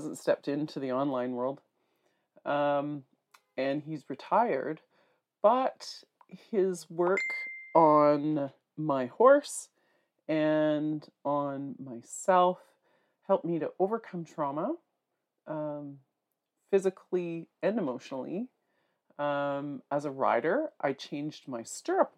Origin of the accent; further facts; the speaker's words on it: North Bay, Ontario, Canada; I'm from North Bay, Ontario